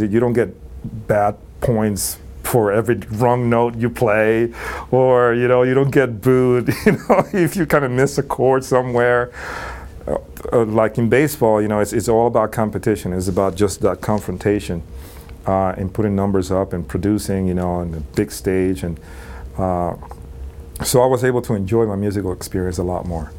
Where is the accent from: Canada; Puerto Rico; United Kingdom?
Puerto Rico; moved away as an adult; also born or lived in New York City; I grew up in uh, Puerto Rico